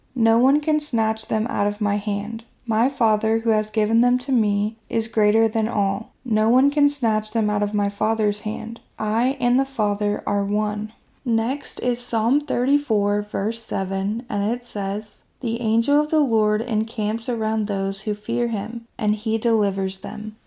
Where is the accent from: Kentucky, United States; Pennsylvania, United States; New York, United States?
Kentucky, United States; my hometown in Kentucky